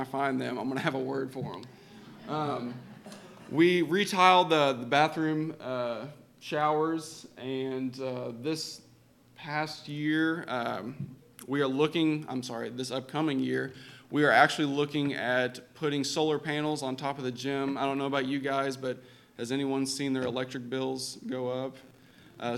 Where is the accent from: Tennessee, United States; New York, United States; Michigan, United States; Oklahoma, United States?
Oklahoma, United States; moved away as an adult; also born or lived in Kentucky; I'm originally from Oklahoma, and I grew up in a household where work and sports came way before going to church